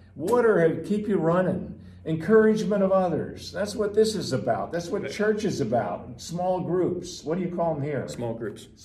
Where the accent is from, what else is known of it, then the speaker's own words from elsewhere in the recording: New Jersey, United States; I'm from New Jersey